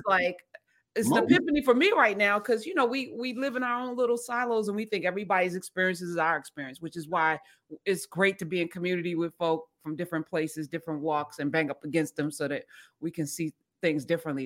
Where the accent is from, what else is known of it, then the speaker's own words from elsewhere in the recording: New Jersey, United States; I grew up in Jersey